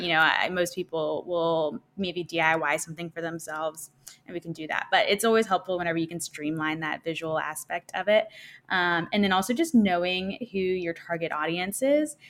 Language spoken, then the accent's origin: English; Arkansas, United States; moved away as an adult; now in Nashville, United States; I'm originally from Arkansas.